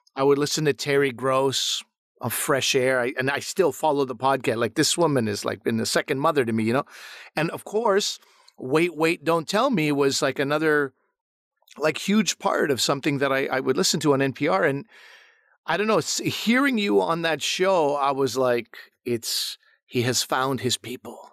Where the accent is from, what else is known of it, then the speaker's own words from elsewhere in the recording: Montreal, Quebec, Canada; I grew up in Montreal